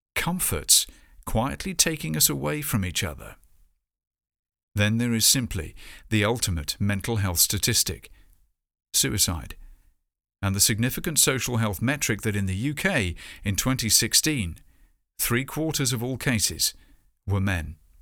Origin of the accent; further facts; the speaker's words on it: Bournemouth, South West England, United Kingdom; my hometown, Bournemouth.